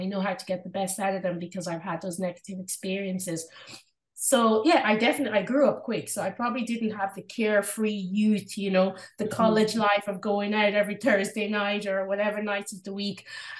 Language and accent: English; Drogheda, Leinster, Ireland; When I was growing up in Ireland and I started school in Drogheda in County Louth here in Ireland, there was two black girls in my school and I was one of them.